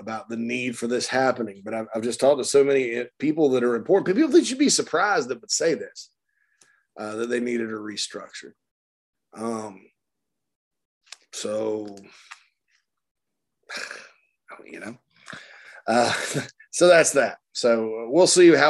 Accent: Spartanburg, South Carolina, United States; Right there in my hometown of Spartanburg, Daniel Morgan Avenue

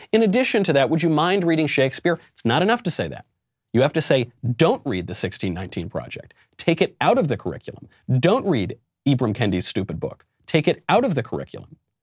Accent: New York, United States; my home state of New York

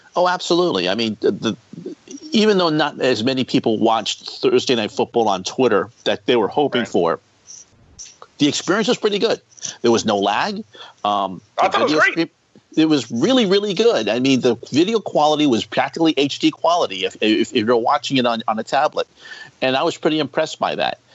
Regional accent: East Coast, United States; I'm from the East Coast

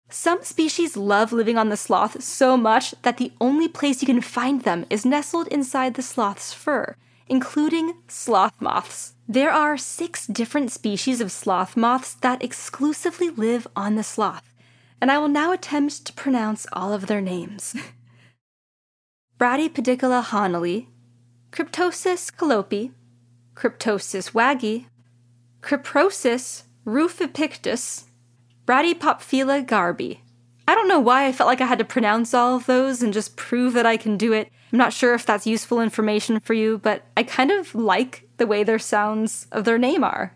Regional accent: California, United States; As a Californian

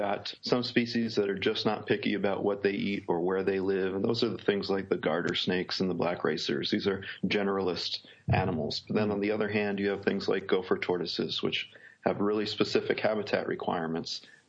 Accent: New York, United States; now in Auburn, United States; Well, I come from New York originally, but I'm in Auburn University, Auburn, Alabama right now.

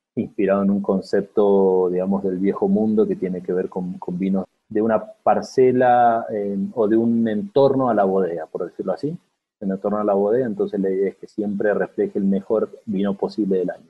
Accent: Mendoza, Argentina; moved away as an adult; also born or lived in San Juan; now in Cafayate, Argentina; Yo soy nacido en Mendoza, fue un colegio con una formación agrícola

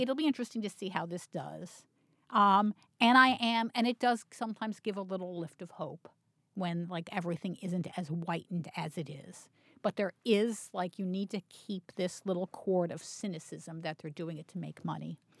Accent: Baltimore, Maryland, United States; I grew up in Baltimore

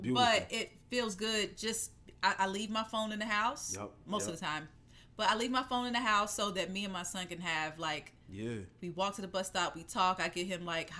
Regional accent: the South, United States; moved away; I grew up in the South.

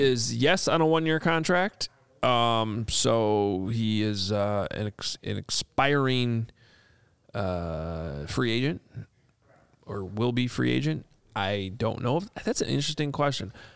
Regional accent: Chicago, Illinois, United States

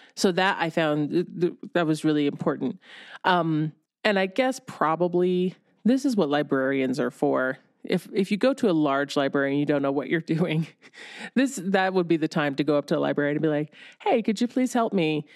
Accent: Ohio, United States; I grew up in Ohio

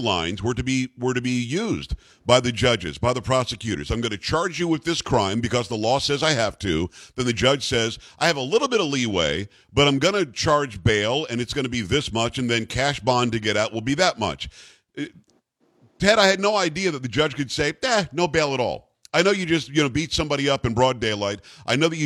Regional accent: Metro New York, United States; moved away; I'm from Metro New York originally

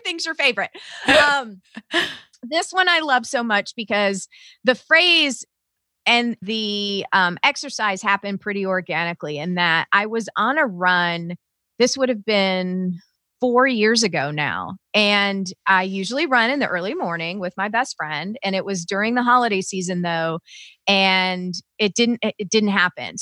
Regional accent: the South, United States; now in Southern Indiana, United States; I was raised in the South

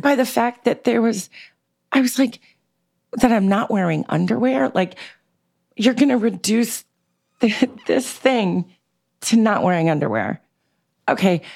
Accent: New York City, New York, United States; I grew up in New York City in a very eclectic, bohemian, um, y, uh, diverse way in Manhattan

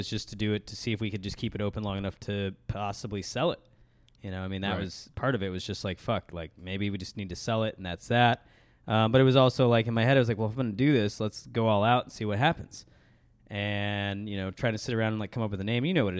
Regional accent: Chicago, Illinois, United States; I'm from Chicago

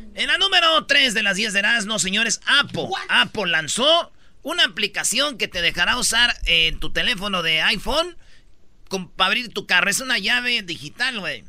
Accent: Mexico; Siete horas pide que trabajemos los mexicanos, bueno, en México

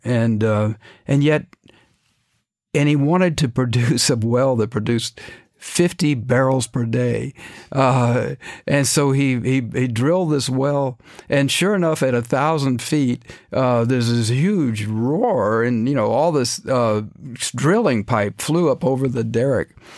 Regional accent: Dallas, Texas, United States; also born or lived in Cairo; I grew up in Dallas

